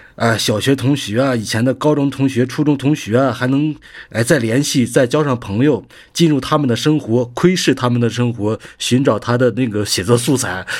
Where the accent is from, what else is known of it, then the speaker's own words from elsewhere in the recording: Hengshui, Hebei, China; moved away; 河北衡水，我们那边是披萨之乡